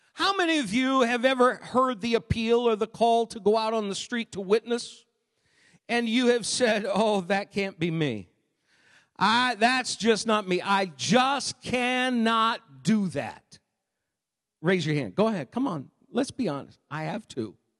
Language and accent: English; Maine, United States; moved away; Growing up in Maine